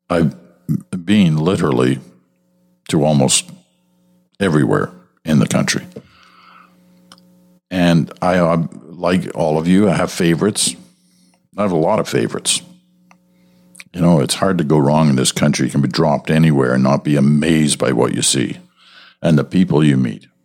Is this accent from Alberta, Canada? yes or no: yes; Alberta, Canada; now in Prince Edward Island, Canada; I'm originally from Alberta, and there was a time that I proudly told everyone that would listen that I was from there.